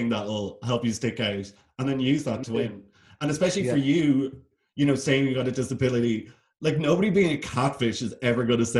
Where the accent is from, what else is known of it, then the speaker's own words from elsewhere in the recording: Ireland; because we're Irish?